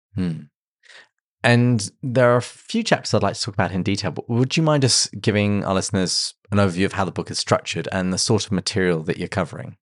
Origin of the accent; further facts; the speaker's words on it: England, United Kingdom; as an Englishman used to full breakfast